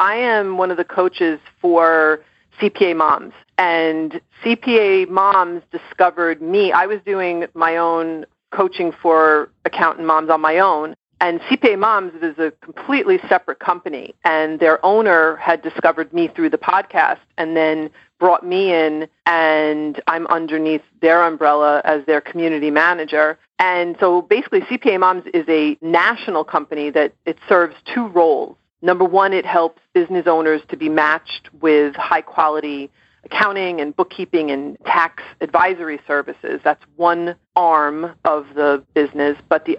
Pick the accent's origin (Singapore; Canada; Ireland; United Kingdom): Ireland; I'm Irish, and I can be really, really stubborn.